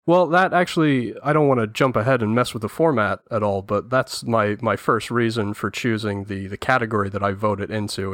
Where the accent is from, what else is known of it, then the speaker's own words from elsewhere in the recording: England, United Kingdom; as an Englishman